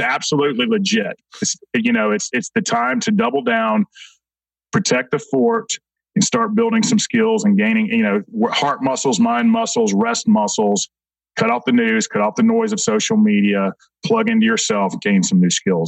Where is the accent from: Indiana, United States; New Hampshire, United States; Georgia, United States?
Georgia, United States; Atlanta; I'll start as a young man in South Atlanta. I grew up in Clayton County